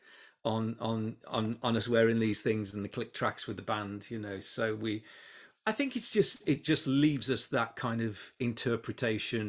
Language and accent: English; Hednesford, West Midlands, United Kingdom; moved away; I was born and bred in Hensford.